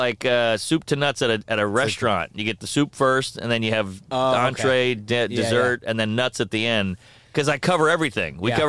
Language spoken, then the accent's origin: English; New Orleans, Louisiana, United States; now in New York, United States; growing up in Louisiana, you know, everybody had a gun.